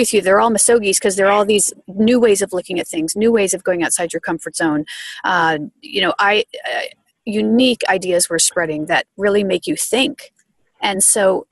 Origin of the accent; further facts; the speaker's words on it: New Jersey, United States; a town where I grew up in New Jersey